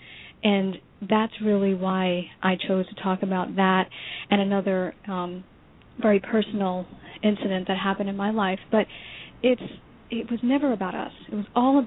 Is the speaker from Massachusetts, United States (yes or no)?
no; New York, United States; moved away as an adult; now in Florida, United States; our separate journey growing up in New York